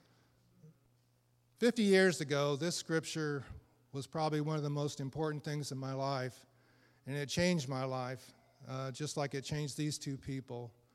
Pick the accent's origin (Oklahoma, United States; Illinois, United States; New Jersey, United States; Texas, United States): Illinois, United States; now in eastern Tennessee, United States; I'm from Illinois, but now I'm solidly planted in eastern Tennessee